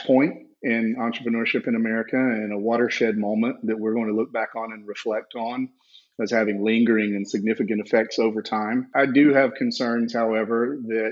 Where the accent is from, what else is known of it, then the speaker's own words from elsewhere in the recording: South Georgia, United States; I grew up in South Georgia, if you can't tell by the accent